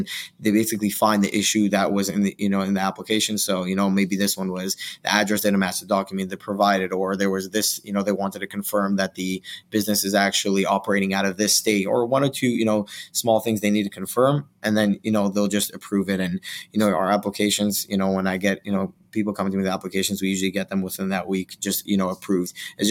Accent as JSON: {"language": "English", "country": "Israel", "tie": "born or raised there", "second_language": "English", "lives_now": "United States", "said": "Walmart has seen a lot of, and that's my hometown, you know, Walmart's just seen a lot of like just activity that they don't like from Israel"}